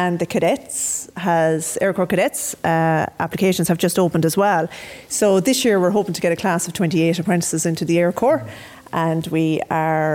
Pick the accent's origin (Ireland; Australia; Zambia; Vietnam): Ireland; Offaly, Leinster; I'm originally from Offaly